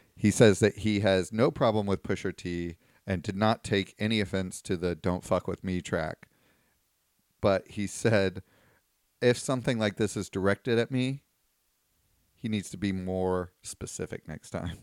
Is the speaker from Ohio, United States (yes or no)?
no; Virginia, United States; my home state, Virginia